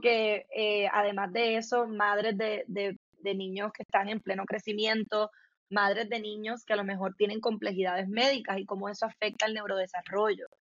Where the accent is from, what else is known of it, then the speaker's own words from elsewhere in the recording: Puerto Rico; soy puertorriqueña, nacida, crecida, eh, criada en Puerto Rico